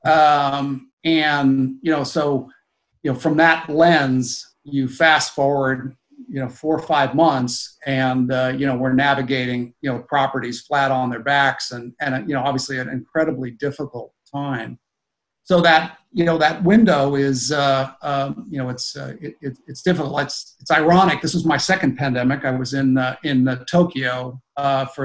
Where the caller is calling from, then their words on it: New Jersey, United States; I am in uh, uh, the Garden State of New Jersey. So uh, uh, right, uh, right uh, I commute into our head office out of New York.